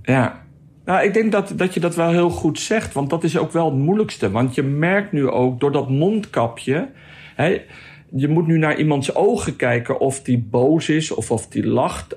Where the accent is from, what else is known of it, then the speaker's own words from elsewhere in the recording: Netherlands; als Nederlander